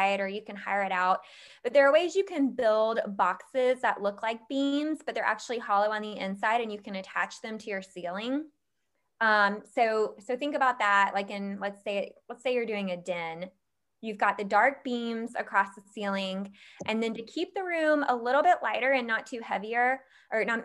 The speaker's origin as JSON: {"language": "English", "region": "Georgia", "country": "United States", "tie": "born or raised there", "said": "I grew up in Georgia where we've got a family farm"}